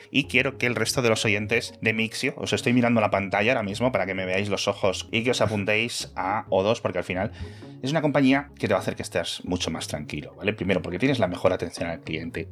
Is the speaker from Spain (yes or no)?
yes; Castile and León, Spain; now in Madrid, Spain; en mi pueblo de León somos 50 personas